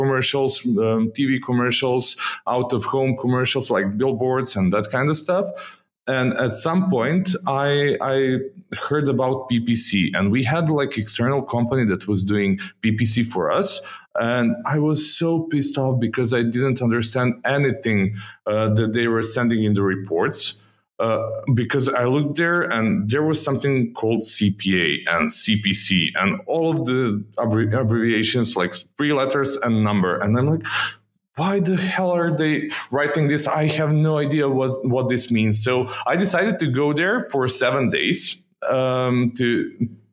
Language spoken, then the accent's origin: English; Belgrade, Serbia; I grew up in Belgrade, Serbia, and most of my childhood I was here.